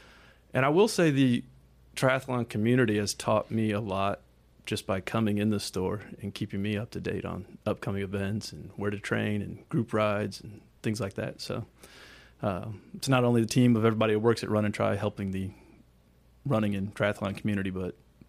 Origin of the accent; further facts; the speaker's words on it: Illinois, United States; from Illinois.